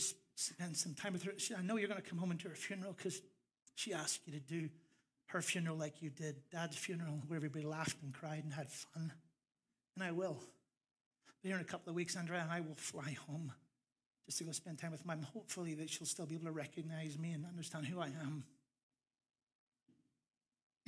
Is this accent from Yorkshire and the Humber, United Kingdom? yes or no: no; Larne, Northern Ireland, United Kingdom; moved away; my local minister back home in Larne, County Antrim, Northern Ireland. My accent's coming back